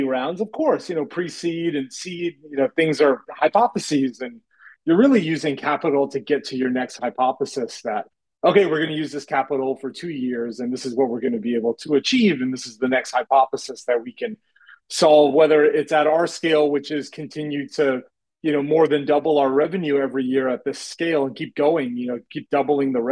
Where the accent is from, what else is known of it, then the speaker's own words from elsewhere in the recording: Kingston, Rhode Island, United States; I grew up in Southern Rhode Island, near the University of Rhode Island. That's where I grew up, in Kingston.